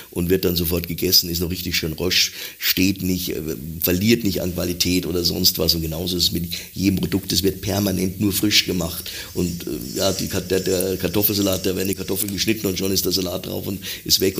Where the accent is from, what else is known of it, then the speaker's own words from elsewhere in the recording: Hamburg, Germany; ich als Hamburger, irgendwann sehe ich Käfer in der Hamburger Messe